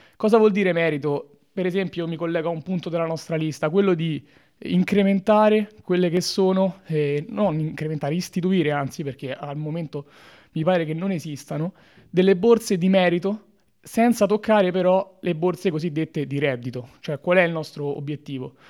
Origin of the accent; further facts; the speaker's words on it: Latina, Lazio, Italy; moved away as an adult; now in Trento, Italy; vengo da Latina, ridente eh, località spesso all'ombra